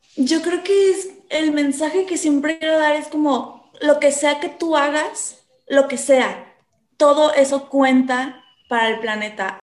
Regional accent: Coatzacoalcos, Veracruz, Mexico; moved away as an adult; now in Guadalajara, Mexico; Yo nací en Veracruz, en una ciudad porteña eh, al sur de Veracruz, muy pegadito a Tabasco, que se llama Coatzacoalcos. Y ahí crecí hasta como a los 21 y medio, 22

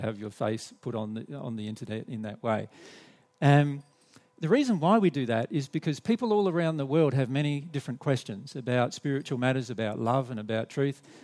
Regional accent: Australia; accent: Australian; we're from Australia, so you'll have to put up with our Australian accent and our Australian English

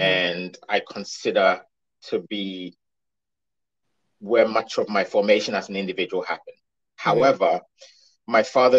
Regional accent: United Kingdom; think for many of us who are British, but a lot of Britain doesn't want to call us British

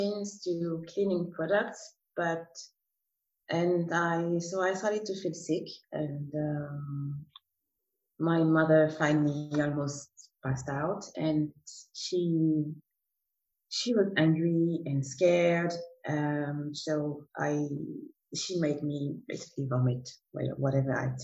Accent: Martinique; now in Zurich, Switzerland; I come from Martinique, and currently live in Zurich, in Switzerland

